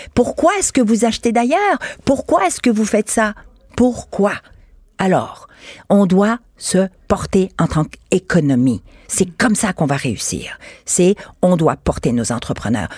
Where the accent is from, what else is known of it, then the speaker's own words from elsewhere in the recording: Quebec, Canada; Je suis québécoise, canadienne, je suis femme, je suis européenne, je suis universelle, puisque je viens d'origine multiple.